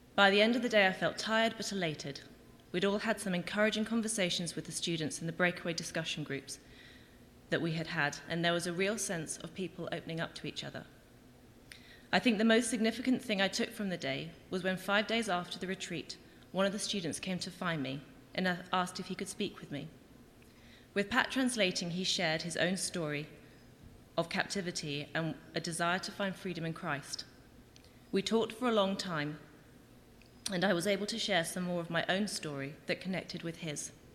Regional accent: England, United Kingdom; moved away as an adult; now in Winnipeg, Canada; I'm from England, not Winnipeg, and I've lived in Winnipeg for just over a year

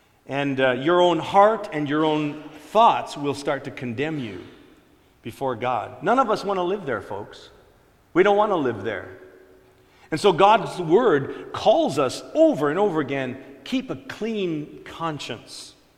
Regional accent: Ontario, Canada; I was explaining to her how I was from Ontario. I was born there.

